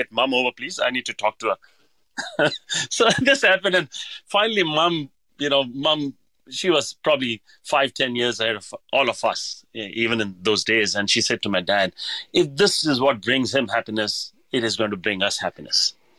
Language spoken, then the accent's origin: English; Hyderabad, Telangana, India; I mean, I come from Hyderabad where every dish had a name.